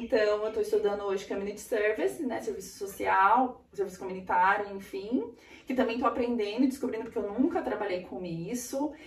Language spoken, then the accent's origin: Portuguese; Brazil; moved away as an adult; now in Australia; no Brasil eu tive aula de espanhol na escola